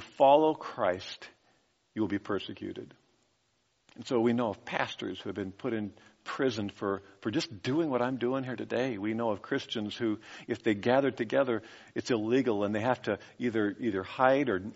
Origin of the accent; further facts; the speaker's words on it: United States; As an American